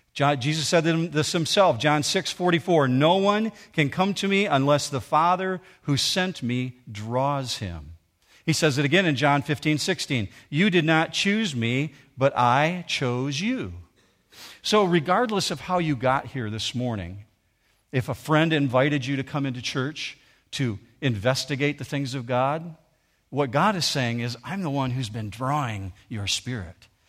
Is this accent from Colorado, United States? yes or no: no; Muskegon County, Michigan, United States; I grew up in Muskegon County